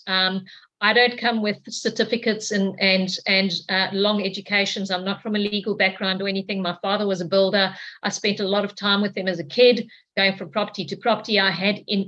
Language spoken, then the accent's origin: English; Cape Town, Western Cape, South Africa; moved away as an adult; now in Queensland, Australia; I'm from South Africa, from Cape Town in South Africa.